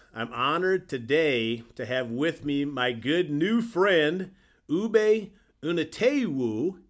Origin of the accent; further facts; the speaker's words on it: South Dakota, United States; which is what my plan was, although I came from South Dakota, the long route.